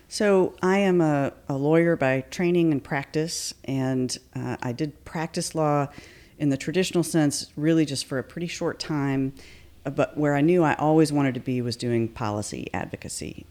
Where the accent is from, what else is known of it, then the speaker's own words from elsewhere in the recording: Atlanta, Georgia, United States; moved away as an adult; also born or lived in Davidson, North Carolina / New York; now in Asheville, United States; I was born in Atlanta, Georgia, okay. and that's where I was raised